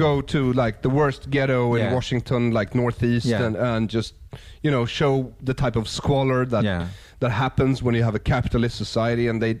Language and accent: English; Sweden